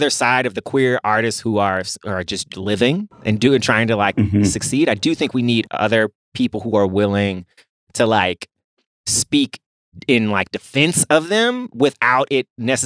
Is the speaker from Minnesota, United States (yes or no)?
no; Memphis, Tennessee, United States; I'm from Memphis, Tennessee